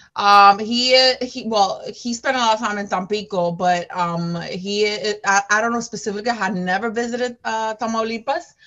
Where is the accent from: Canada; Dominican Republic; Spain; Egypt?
Dominican Republic; also born or lived in Bronx, New York / Queens, New York; now in New York City, United States; i am from new york city I was I came here from the Dominican Republic uh, 17 years ago um, to the Bronx, New York.